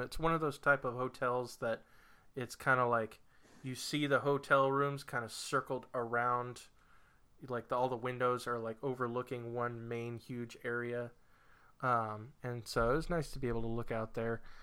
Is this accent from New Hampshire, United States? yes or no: yes; New Hampshire, United States; moved away as an adult; now in Virginia, United States; moving from New Hampshire to Virginia